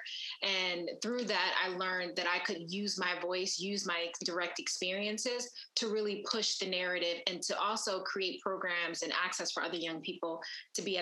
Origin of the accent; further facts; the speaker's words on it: Philadelphia, Pennsylvania, United States; I grew up in West Philadelphia